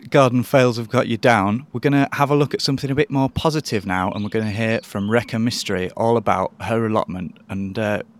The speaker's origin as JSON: {"language": "English", "country": "United Kingdom", "said": "we are British."}